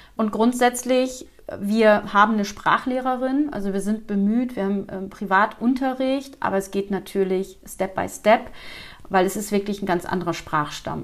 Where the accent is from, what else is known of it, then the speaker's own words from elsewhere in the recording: Flensburg, Schleswig-Holstein, Germany; moved away as an adult; now in Montenegro; Wir kommen aus Schleswig-Holstein, ganz oben von der Kante, Nähe Dänemark, also sprich bei Flensburg